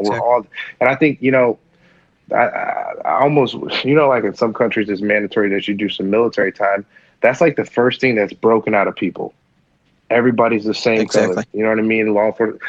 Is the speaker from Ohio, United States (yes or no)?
yes; Ohio, United States; my home state, Ohio